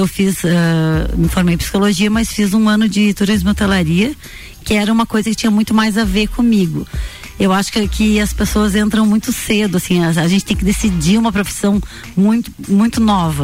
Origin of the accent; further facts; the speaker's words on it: Lages, Santa Catarina, Brazil; also born or lived in Florianópolis / Itajaí / Balneário Camboriú; eu sou lagiana